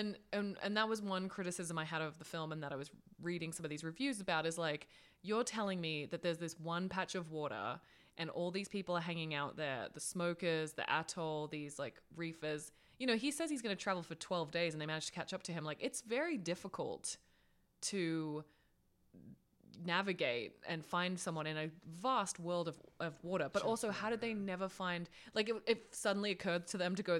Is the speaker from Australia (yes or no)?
yes; Australia; being an Australian